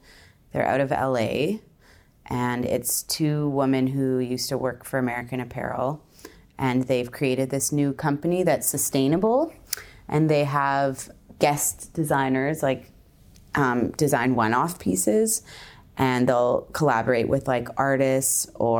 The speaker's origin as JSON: {"language": "English", "town": "Victoria", "region": "British Columbia", "country": "Canada", "lives_now": "Toronto, Canada", "said": "I am from Victoria, British Columbia, and I'm currently living in Toronto."}